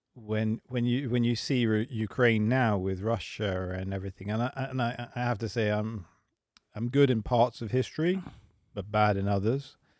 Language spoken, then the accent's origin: English; England, United Kingdom; moved away as an adult; also born or lived in London; now in Sweden; I am English. I live in Sweden.